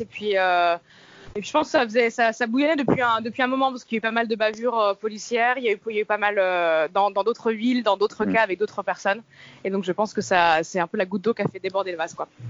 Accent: France; moved away as an adult; now in Miami, United States; en tant que française européenne euh, bien blanche

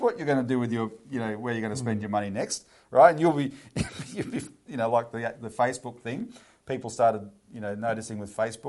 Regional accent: Childers, Queensland, Australia; moved away; I'm from Childers up the road, right? So we actually come from the same part of Queensland originally.

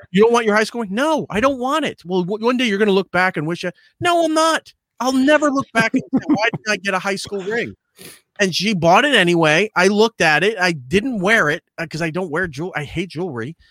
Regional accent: Long Island, New York, United States; growing up on Long Island

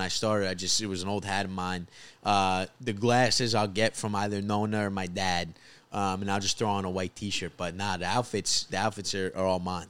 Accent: Rockland County, New York, United States; also born or lived in New Jersey; I'm originally from Rockland County, which is, uh, the suburbs of New York, right outside the city

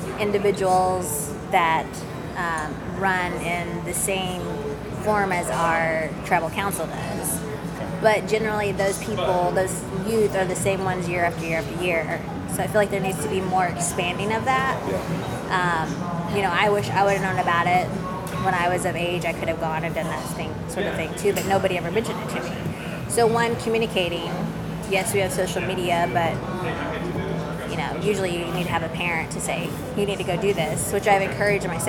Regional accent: Jay, Oklahoma, United States; moved away as an adult; also born or lived in Chicago; where I went to high school at Jay, there's a rural community called Kenwood

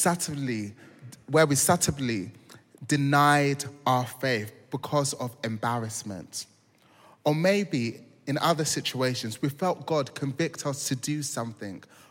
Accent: London, United Kingdom; I'm from South London

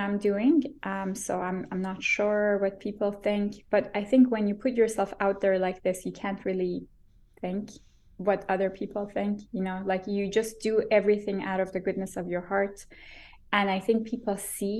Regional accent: Iran; now in Vancouver, Canada; growing up in Iran

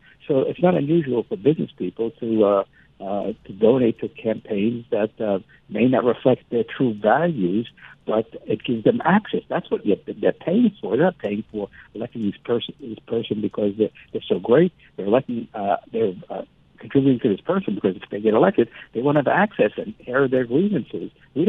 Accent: United States; my memoir about growing up in America after coming here as an immigrant in 1949.

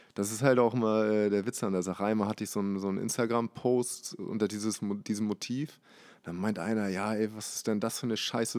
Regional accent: Hamburg, Germany; gebürtig aus Hamburg, aber äh, nicht aus der Bahnbronx. Eher außerhalb hier in Langhorn aufgewachsen

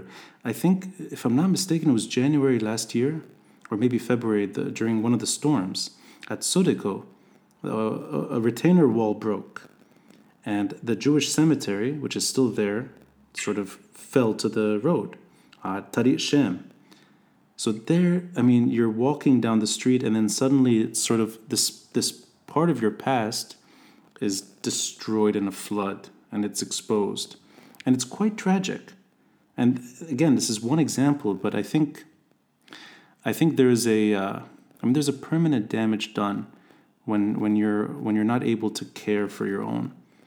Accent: Beirut, Beirut Governorate, Lebanon; also born or lived in Tripoli, Lebanon; I am Ras Beiruti

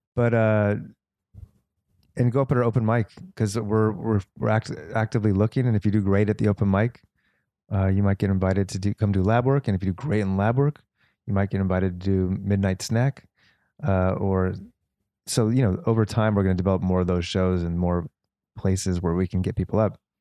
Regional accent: Los Angeles, California, United States; as a kid, I grew up in the Valley

